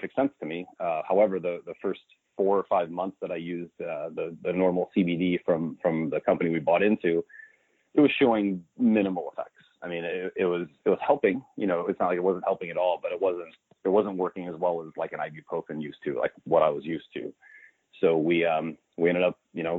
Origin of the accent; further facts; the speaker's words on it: Northwest Indiana, United States; also born or lived in Chicago, Illinois; I grew up in what's called the region. It's Northwest Indiana, right outside Chicago